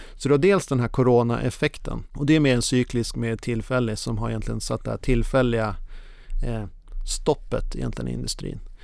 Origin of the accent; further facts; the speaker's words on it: Norrland, Sweden; now in Copenhagen, Denmark; jag är precis som du norrlänning i grunden